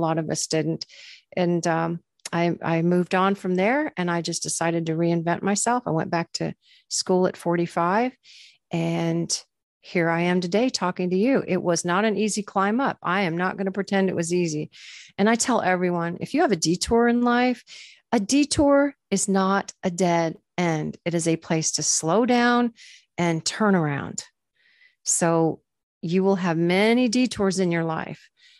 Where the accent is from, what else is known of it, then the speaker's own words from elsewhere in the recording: Florida, United States; I grew up in Florida, where there's just a lot of country music. I was surrounded by it.